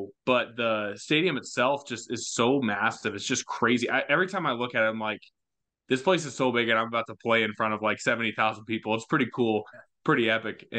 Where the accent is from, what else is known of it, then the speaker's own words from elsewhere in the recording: Leawood, Kansas, United States; moved away as an adult; now in Iowa, United States; originally I'm from Overland Park, Kansas, more specifically Leawood, which is just a suburb of Kansas City